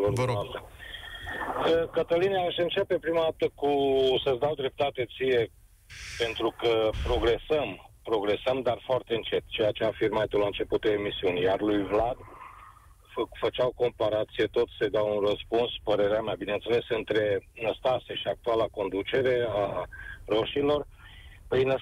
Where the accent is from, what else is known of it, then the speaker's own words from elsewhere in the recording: Cluj-Napoca, Cluj County, Romania; mi s-a îmbunătățit viața la mine în oraș, prin mai multe lucruri. Deci sunt din Cluj.